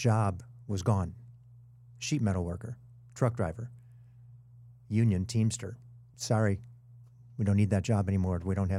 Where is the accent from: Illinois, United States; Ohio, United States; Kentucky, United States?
Illinois, United States; I'm two states away. I'm from Illinois.